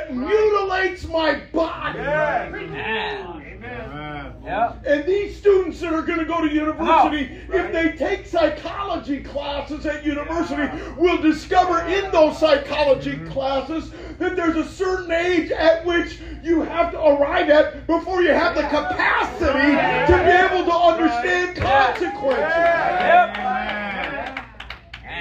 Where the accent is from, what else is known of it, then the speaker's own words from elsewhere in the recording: Minneapolis–Saint Paul, Minnesota, United States; moved away; I grew up in the Twin Cities